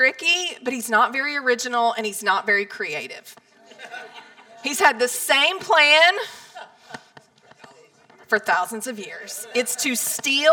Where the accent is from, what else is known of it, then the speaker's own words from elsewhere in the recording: Palestine, Texas, United States; moved away as an adult; also born or lived in New York City; I grew up in Palestine. Since I was 2 years old, we were high school sweethearts. I could go to Walmart, the grocery store, to the post office, and I knew 10 to 15 people every single place that I went